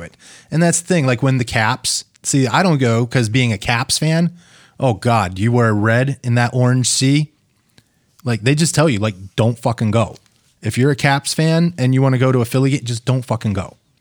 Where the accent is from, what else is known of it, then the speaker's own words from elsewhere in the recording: Pennsylvania, United States; now in Minnesota, United States; I'm from fucking Pennsylvania.